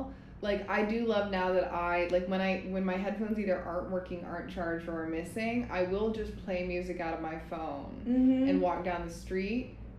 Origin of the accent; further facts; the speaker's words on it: Connecticut, United States; I'm from Connecticut? And I'm like, oh, because I was raised by a single mother from Alabama.